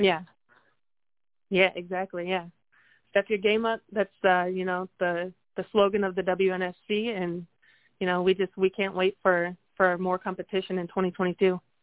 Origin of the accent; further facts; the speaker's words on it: North Dakota, United States; now in Texas, United States; I'm from North Dakota